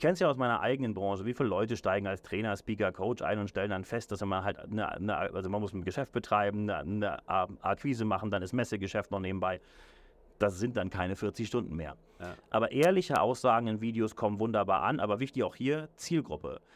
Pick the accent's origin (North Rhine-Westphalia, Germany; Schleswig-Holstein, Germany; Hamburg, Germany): Hamburg, Germany; also born or lived in Berlin / London; now in Zürich, Switzerland; Ich selber ich bin gebürtiger Hamburger, habe dann in Berlin gelebt, heute wohne ich in Zürich und London